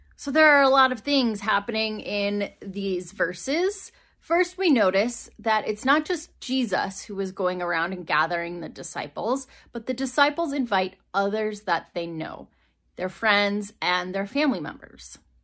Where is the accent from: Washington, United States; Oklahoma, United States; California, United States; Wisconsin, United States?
Wisconsin, United States; moved away as an adult; also born or lived in Rock Island, Illinois / Iowa; growing up in Wisconsin